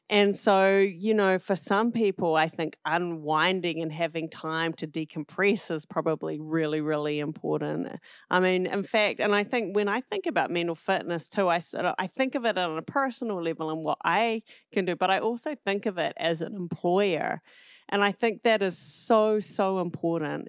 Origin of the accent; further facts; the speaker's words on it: southern tip of the South Island, New Zealand; moved away as an adult; also born or lived in New York City, United States; now in United States; I'm originally from New Zealand, um, grew up on the southern tip of the South Island